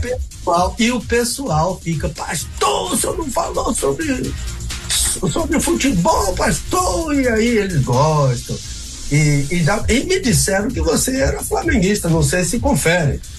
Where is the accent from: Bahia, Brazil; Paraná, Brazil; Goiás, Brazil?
Bahia, Brazil; moved away; also born or lived in Rio de Janeiro; eu sou baiano.